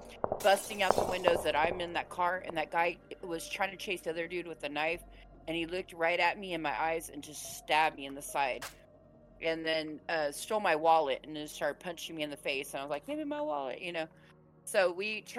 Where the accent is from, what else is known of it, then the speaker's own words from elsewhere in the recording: San Diego, California, United States; San Diego's where I was raised